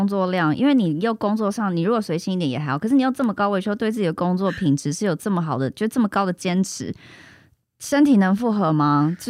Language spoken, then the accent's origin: Chinese; Taiwan; also born or lived in United States; 我刚从美国搬回来台湾的时候